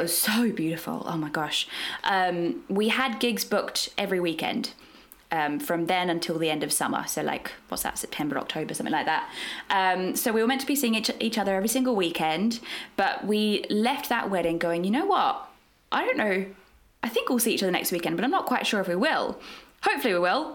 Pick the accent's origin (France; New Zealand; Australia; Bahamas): Australia; moved away as an adult; now in London, United Kingdom; I'm from Australia originally. That's where I trained